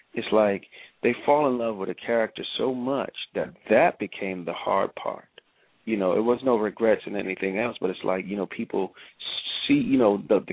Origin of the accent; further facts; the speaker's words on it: New York, United States; also born or lived in Clinton, South Carolina; I was born there, but I was raised in New York